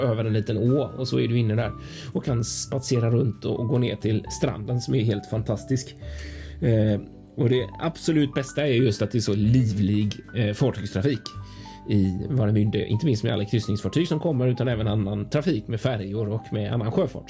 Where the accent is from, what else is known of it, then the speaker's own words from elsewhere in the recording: Gothenburg, Västra Götaland, Sweden; jag som göteborgare